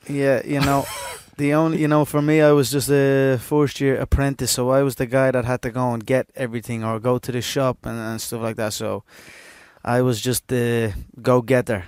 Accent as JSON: {"language": "English", "country": "Ireland", "said": "we as Irish"}